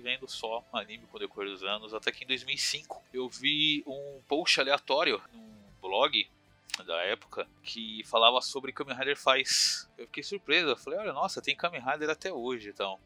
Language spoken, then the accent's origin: Portuguese; São Paulo, Brazil; tenho 32 anos, eu sou de São Paulo